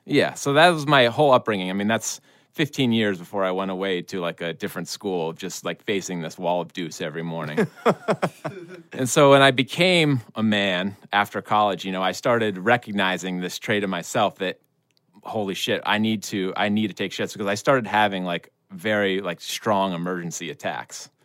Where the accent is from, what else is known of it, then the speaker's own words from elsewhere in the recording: Vermont, United States; I'm from Vermont.